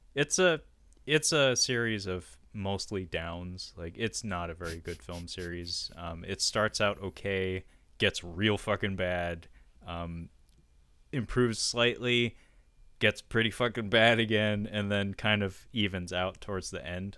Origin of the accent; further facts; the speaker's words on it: Seattle, Washington, United States; my hometown where I still live to this day, Seattle